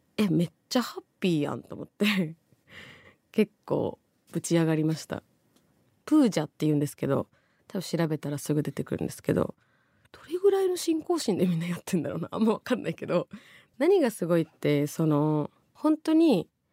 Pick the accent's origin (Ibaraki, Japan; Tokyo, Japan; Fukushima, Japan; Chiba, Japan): Tokyo, Japan; 王子出身なんで